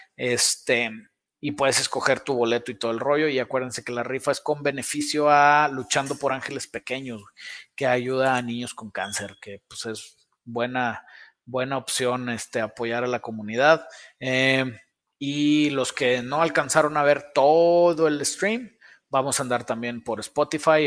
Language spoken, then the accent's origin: Spanish; Saltillo, Coahuila, Mexico; De aquí de Saltillo, Alfa RTX, aquí está el taller